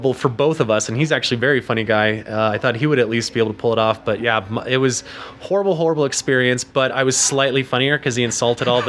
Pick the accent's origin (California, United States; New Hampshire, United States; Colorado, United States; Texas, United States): Colorado, United States; Denver; also born or lived in New York City; we moved to Denver because my mom, her parents moved out there